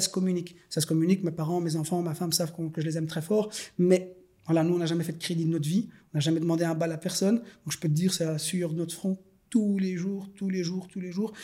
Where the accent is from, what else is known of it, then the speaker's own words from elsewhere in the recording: Schaerbeek, Brussels-Capital Region, Belgium; je suis né à Bruxelles. Euh, je suis scarbécois de naissance. J'ai grandi dans les écoles populaires